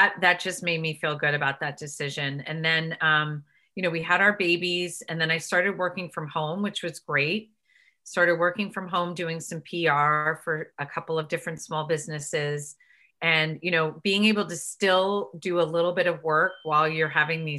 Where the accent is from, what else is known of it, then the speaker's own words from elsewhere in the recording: Connecticut, United States; moved away as an adult; also born or lived in Boston / New York City; Born and raised in Connecticut